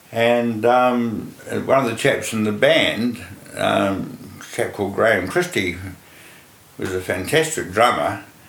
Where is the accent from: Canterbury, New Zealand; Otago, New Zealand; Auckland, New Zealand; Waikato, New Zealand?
Otago, New Zealand; Dunedin; I was born in Dunedin, and I was there through to secondary school.